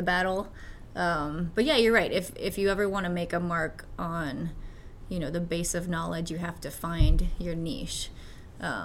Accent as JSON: {"language": "English", "region": "Eastern Washington", "country": "United States", "tie": "born or raised there", "also_born_or_lived": "Wyoming", "moved": "yes", "lives_now": "Washington, D.C., United States", "said": "I was born in Wyoming, but then moved to Eastern Washington when I was 8. So I feel like I mostly grew up in Eastern Washington"}